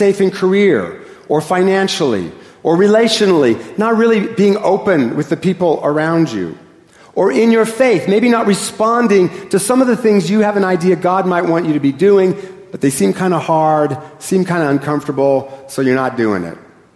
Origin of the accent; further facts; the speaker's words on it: Seattle, Washington, United States; I am a northerner and I am from Seattle, so I speak very quickly